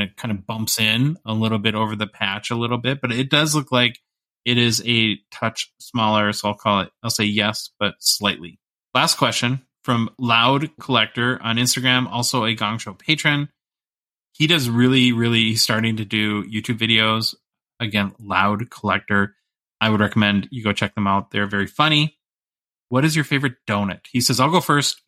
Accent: United States; as an American

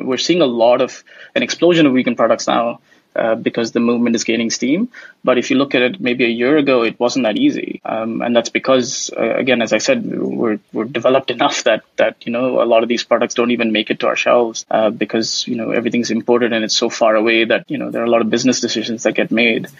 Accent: India; So obviously I hail originally from India, although I haven't lived there much.

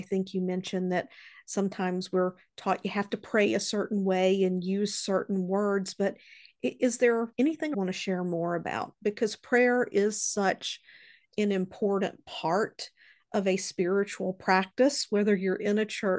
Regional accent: Southern United States, United States; I grew up in the Bible Belt, and I wasn't introduced into church on a regular basis until I was around 10 years old.

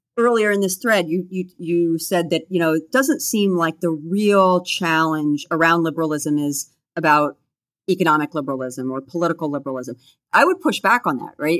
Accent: United States; growing up in the United States

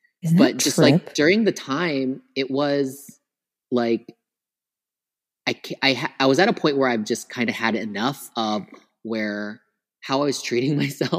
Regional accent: Philippines; And on top of that, I'm Filipino. So Filipino time plus island time

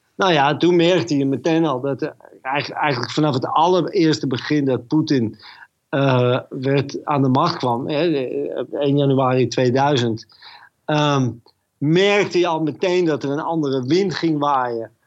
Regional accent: Netherlands; moved away as an adult; also born or lived in Moscow; uit Holland

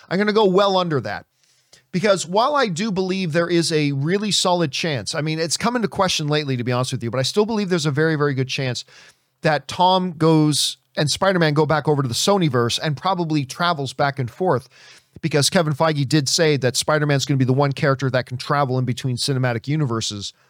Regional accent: Halifax, Nova Scotia, Canada; moved away; Sidney Crosby, who's from my hometown. Um, at least the town I was born in. He's from Halifax as well.

